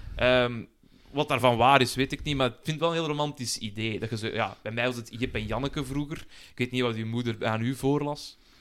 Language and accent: Dutch; Belgium; als Belg